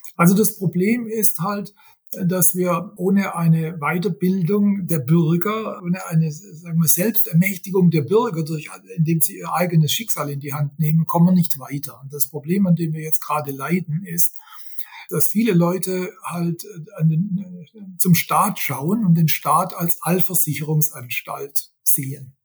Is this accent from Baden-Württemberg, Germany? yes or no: yes; Swabia, Baden-Württemberg, Germany; accent: Swabian; first language Swabian; gebürtiger Schwabe. Äh, ich kann nur, ich kann nur Schwäbisch.